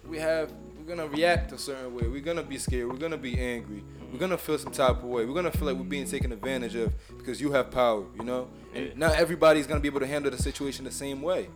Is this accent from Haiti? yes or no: yes; Haiti; now in United States; I'm from Haiti, so I represent Haiti.